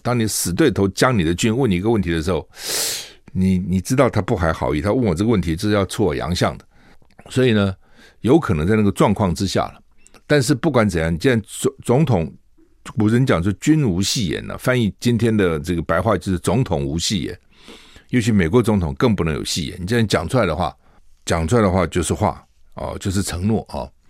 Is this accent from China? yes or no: no; Taiwan; 作为一个台湾人，我们这样受到威胁